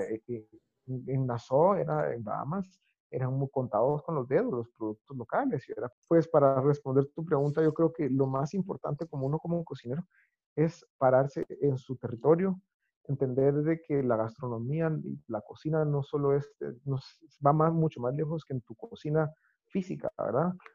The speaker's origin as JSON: {"language": "Spanish", "country": "Guatemala", "tie": "born or raised there", "said": "yo nací en Guatemala"}